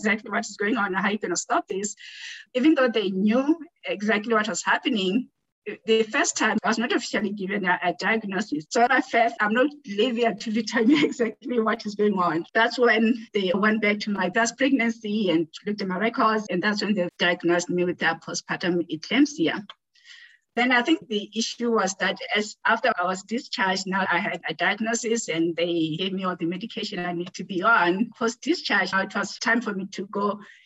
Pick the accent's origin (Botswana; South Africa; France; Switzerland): Botswana; moved away as an adult; now in Winnipeg, Canada; I am originally from Botswana, and I've been in Canada for over 20 years now. I came here as an international student.